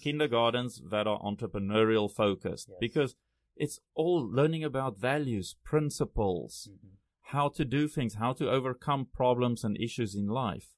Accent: South Africa; first language Afrikaans; English is a second language; moved away as an adult; also born or lived in Thailand; now in Taiwan; So I grew I grew up big time Afrikaans. Went to Afrikaans schools all my life. I actually failed English

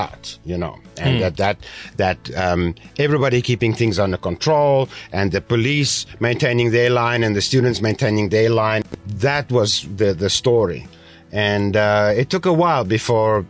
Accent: South Africa; now in Taiwan; I come from South Africa

